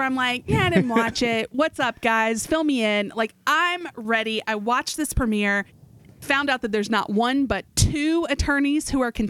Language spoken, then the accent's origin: English; Morgantown, West Virginia, United States; moved away; I was born in Morgantown. I lived there when I was a little girl. Went back to Morgantown for my years at West Virginia University as an undergrad.